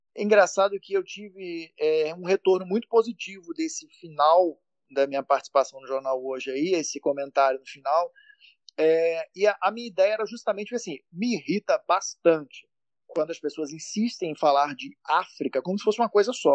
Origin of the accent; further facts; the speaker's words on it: Minas Gerais, Brazil; Eu sou de Minas